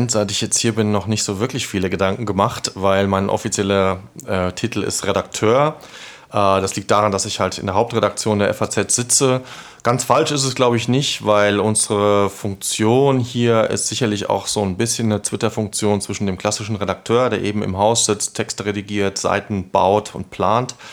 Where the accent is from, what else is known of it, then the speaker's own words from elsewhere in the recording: Hesse, Germany; weil ich bin ein Kind der Region, ich bin hier groß geworden und äh, wenn man von meinem Heimatort auf die, äh, nach Frankfurt guckt, dann sieht man die Skyline